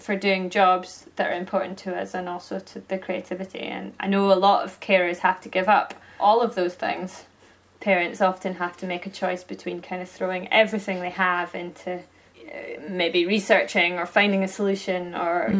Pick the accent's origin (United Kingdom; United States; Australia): United Kingdom; Aberdeenshire, Scotland; now in Perthshire, United Kingdom; I grew up in Aberdeenshire, so essentially kind of on the other side of the Cairn Grums, and now I live in Perthshire